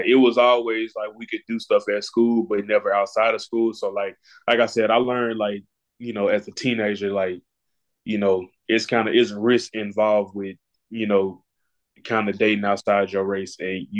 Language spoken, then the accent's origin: English; Marion, Arkansas, United States; also born or lived in Jonesboro; So earlier I said I'm from Jonesboro. Like this is really my second home. So like I grew up in Marion, Arkansas.